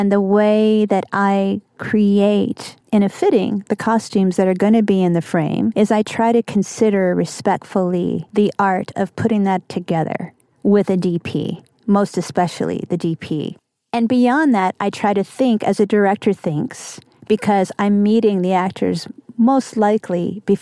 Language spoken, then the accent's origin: English; the South, United States; I'm going to throw that in because I'm from the South.